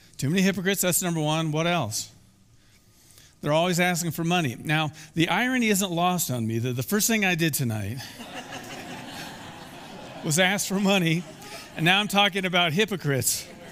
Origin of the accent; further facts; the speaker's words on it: Iowa, United States; moved away; I grew up in Iowa, and very close to where I live was the Skunk River.